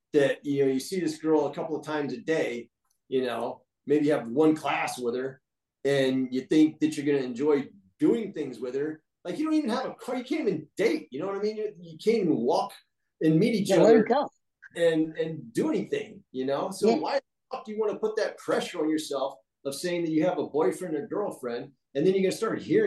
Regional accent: Destin, Florida, United States; where I grew up in Destin, Florida

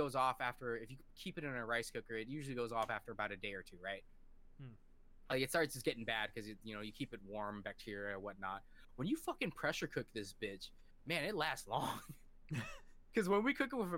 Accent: Washington, United States; also born or lived in California / Thailand (parents) / Laos (parents); I'm from Washington

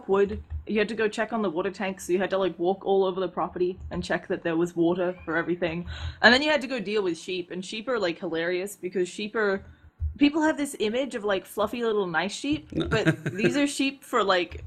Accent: Adelaide, South Australia, Australia; now in Seattle, United States; I grew up in this, it's a capital city, but it's a pretty small town called Adelaide. It's the capital of South Australia.

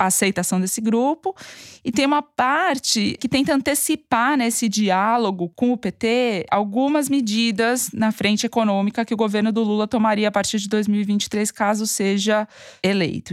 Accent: São Paulo, Brazil; accent: paulistano; carregar meu sotaque paulistano.

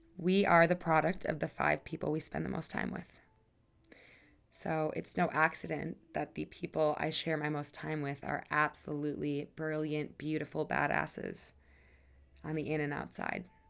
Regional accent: Wisconsin, United States; moved away as an adult; now in Colorado, United States; I moved away from Wisconsin five years ago

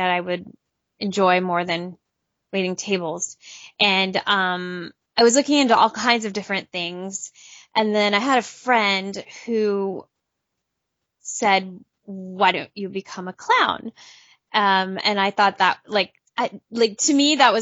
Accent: Southern California, United States; I grew up in Southern California

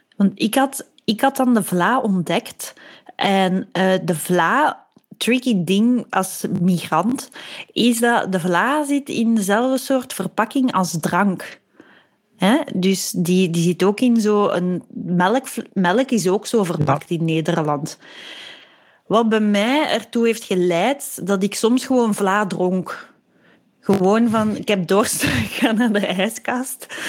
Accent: Belgium; moved away as an adult; also born or lived in Leiden, Netherlands; wij als Belgen

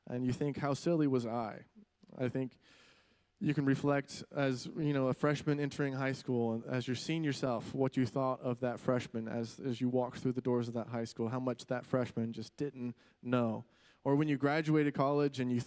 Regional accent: Florida, United States; moved away; I grew up in Florida

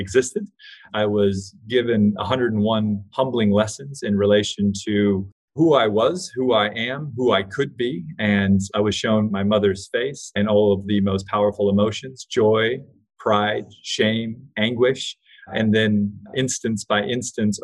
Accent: Hawaii, United States; I grew up in Hawaii with really hippie alternative parents

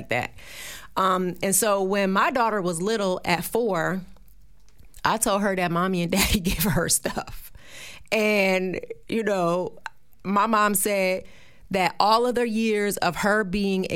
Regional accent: New Jersey, United States; I'm from Jersey

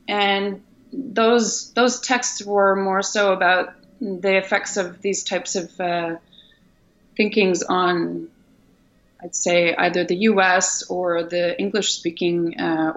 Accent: Ottawa, Ontario, Canada; moved away as an adult; also born or lived in Netherlands; I also come from a Franco-Ontarian culture in Ontario, which is a province of Canada. And I was I grew up in Ottawa, and I grew up in a French grade school and through a French high school

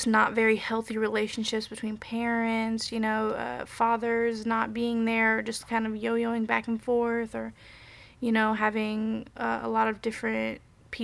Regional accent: Indianapolis, Indiana, United States; also born or lived in Japan / South Korea; now in Bloomington, United States; I'm from Indianapolis, but I've been living in Bloomington I lived here for like 6 years

